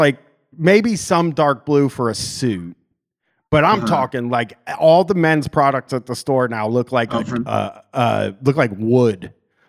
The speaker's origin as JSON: {"language": "English", "country": "Canada", "said": "You know, I'm from Canada, actually."}